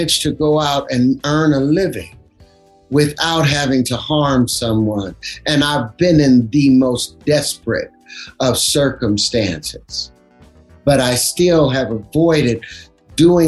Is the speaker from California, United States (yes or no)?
yes; Los Angeles, California, United States; I grew up up on Grape Street